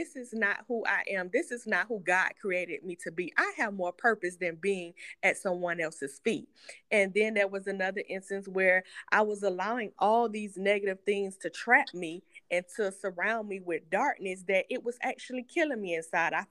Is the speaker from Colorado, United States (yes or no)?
no; Greenwood, Florida, United States; I am from Greenwood, Florida